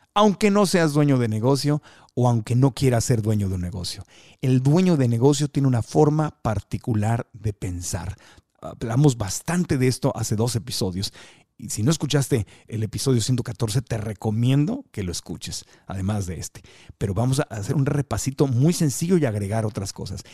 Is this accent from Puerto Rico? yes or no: no; Mexico; yo como mexicano